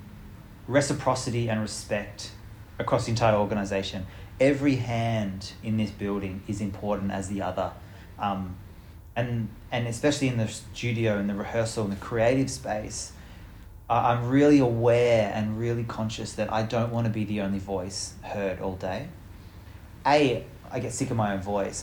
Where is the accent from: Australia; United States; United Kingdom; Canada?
Australia; our land, and the my ancestors who have lived here